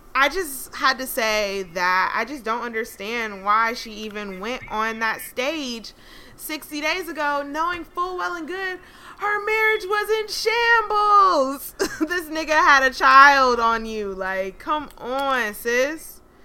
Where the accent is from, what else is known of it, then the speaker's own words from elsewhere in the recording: Atlanta, Georgia, United States; now in Los Angeles, United States; I'm from Atlanta